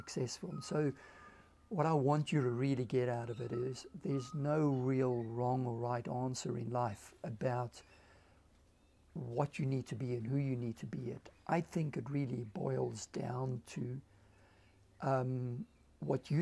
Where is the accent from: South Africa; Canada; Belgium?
South Africa; now in Australia; Every time I say I'm South African in Australia